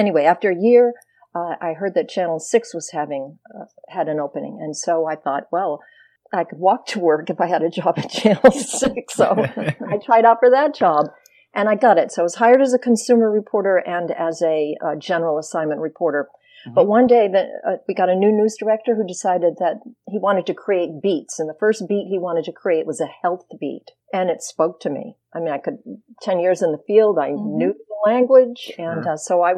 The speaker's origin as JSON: {"language": "English", "region": "Maine", "country": "United States", "tie": "born or raised there", "also_born_or_lived": "Munich, Germany", "said": "But I was born in Munich, Germany, lived there until I was about 2, came back to Maine, which is where my parents were from."}